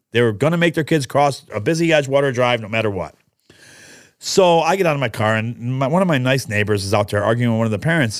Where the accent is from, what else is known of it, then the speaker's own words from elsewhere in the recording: New York, United States; also born or lived in Catania, Sicily (ancestry); a restaurant that I grew up with in New York